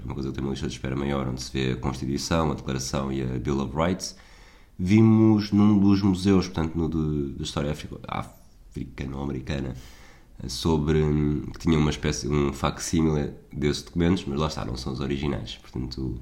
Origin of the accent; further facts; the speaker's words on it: Portugal; eu sou português